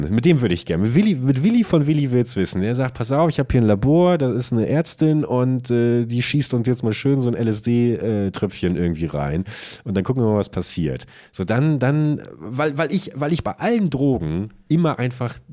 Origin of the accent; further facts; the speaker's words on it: Buchholz, Lower Saxony, Germany; wenn ich heute meine alte Heimatstadt, hallo liebe Buchholzerinnen und Buchholzer, fahre